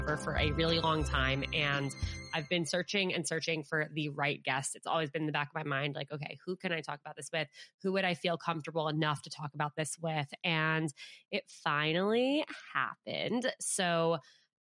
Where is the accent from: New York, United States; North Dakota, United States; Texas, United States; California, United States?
New York, United States; Westchester; Alyssa from my hometown in Westchester, New York. We grew up together.